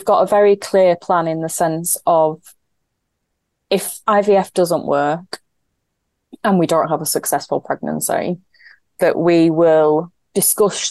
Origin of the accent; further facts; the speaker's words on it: Yorkshire and the Humber, United Kingdom; I'm a Yorkshire woman